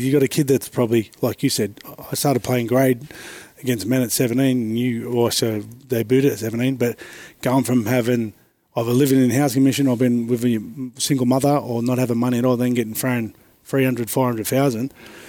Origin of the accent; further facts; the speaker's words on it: Sydney, New South Wales, Australia; I grew up in Alexandria, Redfern in the 80s, which was pretty rough and tumble.